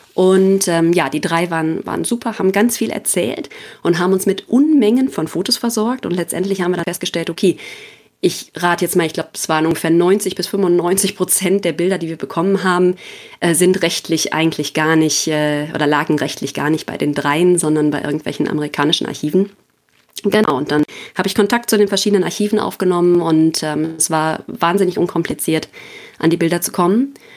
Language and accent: German; Dorsten, North Rhine-Westphalia, Germany; also born or lived in Leipzig / Marburg / Aachen; now in Bochum, Germany; stamme gebürtig aus Dorsten